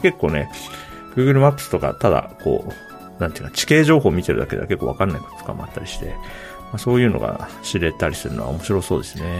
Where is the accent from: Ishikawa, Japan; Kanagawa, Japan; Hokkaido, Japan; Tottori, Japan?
Hokkaido, Japan; moved away as an adult; 24歳まで北海道に住んでたんで、うん、かつ、19歳までは北海道の外に一歩も出たことなかったんですよ。はい、だから割と、なんていうか、そう、喫水のどさんことして育った